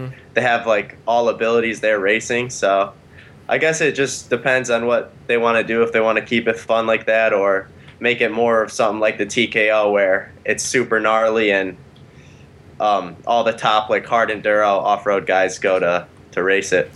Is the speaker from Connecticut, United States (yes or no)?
yes; Connecticut, United States; From Connecticut